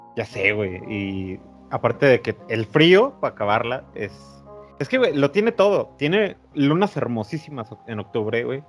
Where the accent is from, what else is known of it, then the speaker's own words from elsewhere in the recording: Mexico; somos de México